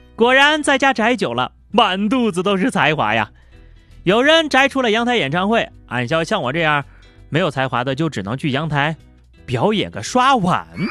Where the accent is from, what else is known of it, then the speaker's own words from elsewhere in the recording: China; 身为一个中国人啊，我都觉得这次的诗词有点超纲了